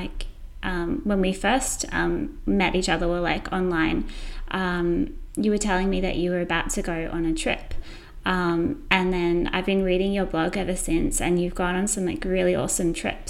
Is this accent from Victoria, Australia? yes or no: no; Brisbane, Queensland, Australia; I'm from Brisbane